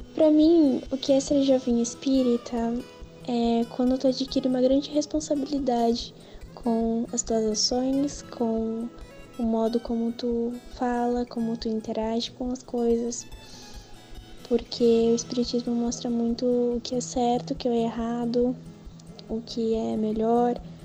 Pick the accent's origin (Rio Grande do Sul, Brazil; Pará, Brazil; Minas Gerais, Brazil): Rio Grande do Sul, Brazil; Dom Pedrito; sou de Dom Pedrito